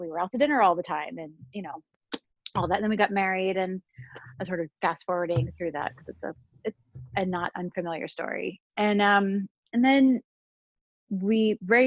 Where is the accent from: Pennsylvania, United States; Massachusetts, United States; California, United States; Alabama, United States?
Pennsylvania, United States; Pittsburgh; moved away as an adult; also born or lived in Indiana / Baltimore; now in New York, United States; I grew up in Pittsburgh